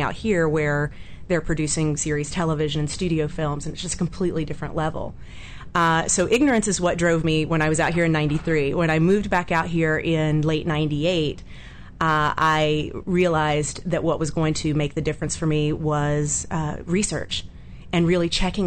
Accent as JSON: {"language": "English", "town": "Atlanta", "region": "Georgia", "country": "United States", "tie": "born or raised there", "moved": "yes", "lives_now": "Los Angeles, United States", "said": "I grew up in Atlanta, Georgia"}